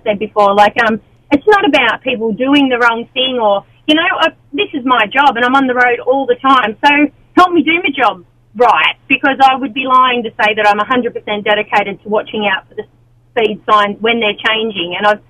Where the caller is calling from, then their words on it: Maitland, New South Wales, Australia; Well, Maitland at the moment.